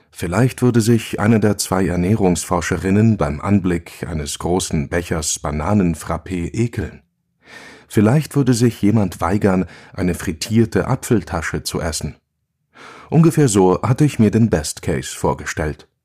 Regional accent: Basel, Basel-Stadt, Switzerland; Hier hoch kamen wir mit dem Hund spazieren, als ich noch ein Kind war. Ich bin unten im Tal aufgewachsen, im Arbeiterquartier am Fuß vom Bruderholz.

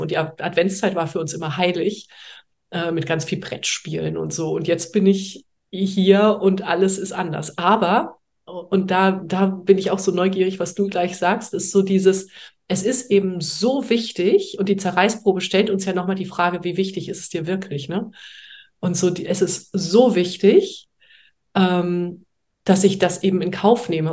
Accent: Heidelberg, Baden-Württemberg, Germany; moved away as an adult; also born or lived in Hamburg; now in France; ursprünglich komme ich aus Heidelberg

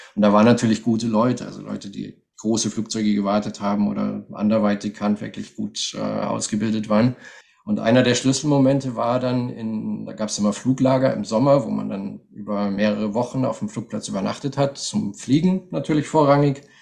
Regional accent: Munich, Bavaria, Germany; moved away as an adult; also born or lived in Russia / Bistrica, Bulgaria; now in Sofia, Bulgaria; meine Kindheit in München

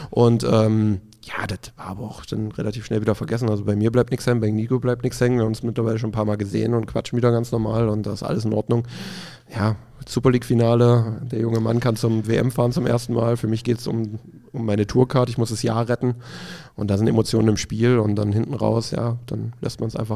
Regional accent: East Germany, Germany; ich komme aus dem Osten. Das war natürlich das gute Jägerschnitzel.

